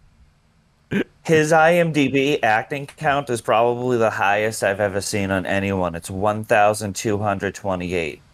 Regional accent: Boston, Massachusetts, United States; accent: Boston; my Boston accent

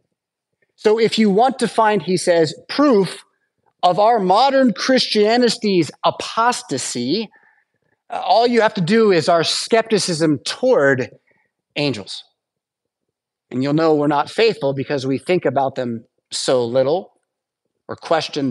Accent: United States; as American English speakers

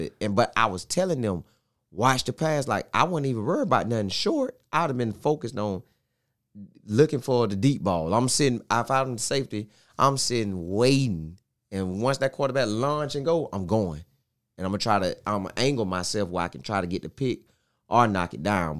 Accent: Bartow, Florida, United States; I'm from Bartow. Went to Bartow High School in ninety-eight through oh two

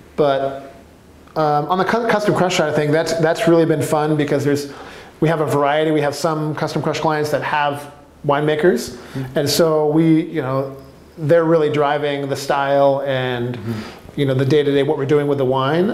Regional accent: California, United States; now in Portland, United States; I'm from California

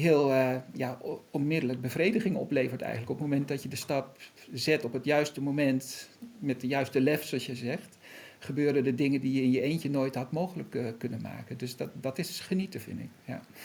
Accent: Netherlands; wij als Nederlanders hier

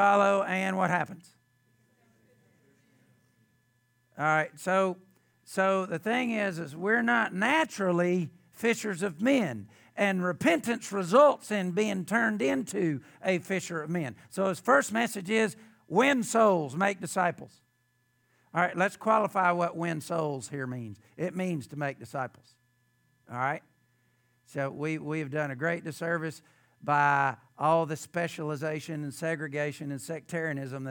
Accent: the South, United States; I grew up in the South

